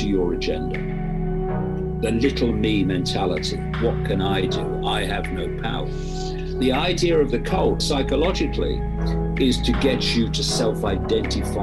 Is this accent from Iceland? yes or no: no; East Midlands of England, United Kingdom; I was born in the East Midlands of England in 1952